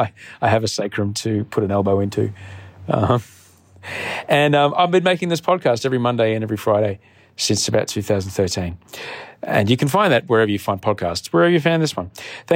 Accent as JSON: {"language": "English", "country": "Australia", "said": "Hi. I'm Australian."}